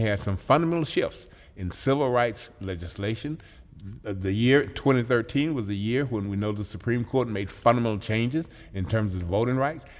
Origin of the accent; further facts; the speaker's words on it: Mississippi, United States; moved away as an adult; also born or lived in Joliet, Illinois; now in Madison, United States; growing up in Mississippi, understanding and experiencing segregated schools